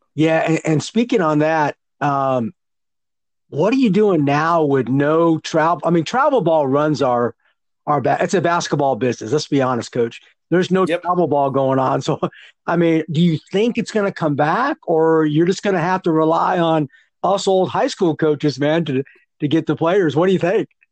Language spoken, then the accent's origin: English; California, United States; I'm from California